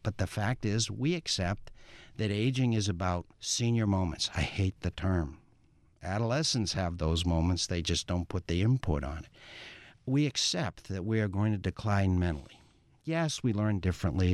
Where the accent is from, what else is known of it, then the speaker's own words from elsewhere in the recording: Massachusetts, United States; I'm in public health and I'm from Massachusetts